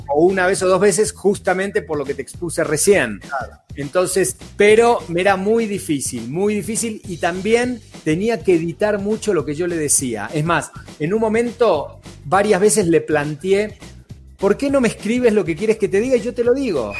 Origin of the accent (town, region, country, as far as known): Argentina; accent: Argentine